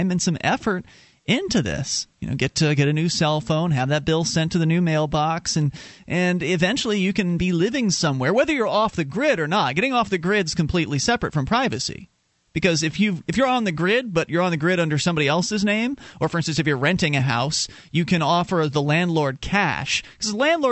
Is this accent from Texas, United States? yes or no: no; Florida, United States; now in New Hampshire, United States; we're originally from Florida, and now we're in New Hampshire